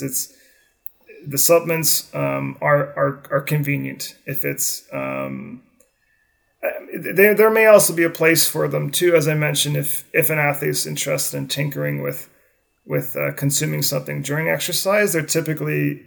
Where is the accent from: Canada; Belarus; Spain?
Canada; growing up in Canada, hockey was my sport, ice hockey